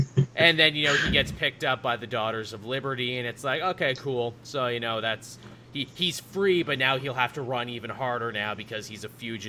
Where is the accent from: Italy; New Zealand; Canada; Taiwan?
Canada; I am forever forced to explain American history to Americans as a Canadian.